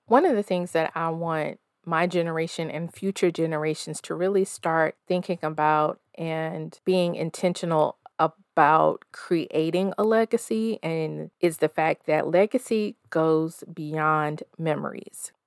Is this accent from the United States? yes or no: yes; the South, United States; moved away as an adult; also born or lived in Denver, Colorado; I'm a forty-plus-year-old woman raised in the South, currently splitting my time between the Mile High City and my hometown.